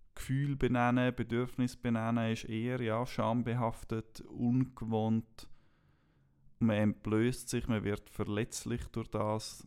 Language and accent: German; Switzerland; Ich bin in der Schweiz aufgewachsen